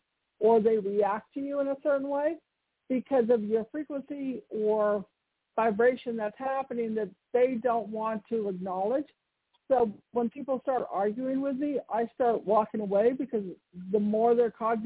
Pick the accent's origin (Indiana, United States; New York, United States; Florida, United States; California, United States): California, United States; Bay Area; moved away; also born or lived in Colorado; I'm from the Bay Area